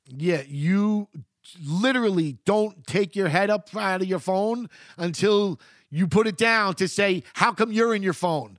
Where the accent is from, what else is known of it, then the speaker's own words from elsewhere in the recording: New York City, New York, United States; moved away; I grew up in Queens during the eighties and the early